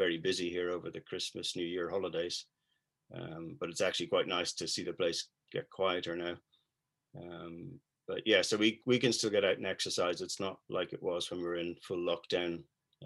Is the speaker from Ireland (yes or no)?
yes; Dublin, Leinster, Ireland; also born or lived in United Kingdom; now in French Alps, France; I'm from Dublin in Ireland